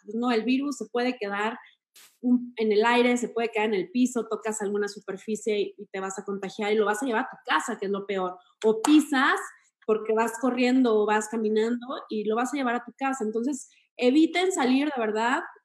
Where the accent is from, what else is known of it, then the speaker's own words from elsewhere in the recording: Torreón, Coahuila, Mexico; moved away; soy de Torreón